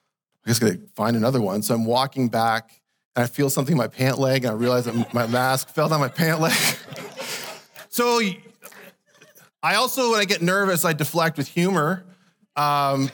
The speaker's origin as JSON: {"language": "English", "country": "Canada", "tie": "born or raised there", "said": "I was born into Canada, and so I'm born a Canadian citizen"}